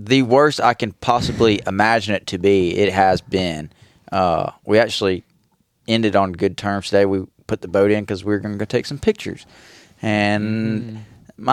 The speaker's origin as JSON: {"language": "English", "town": "Panama City Beach", "region": "Florida", "country": "United States", "tie": "born or raised there", "moved": "yes", "lives_now": "Arkansas, United States", "said": "I grew up near Panama City Beach, Florida"}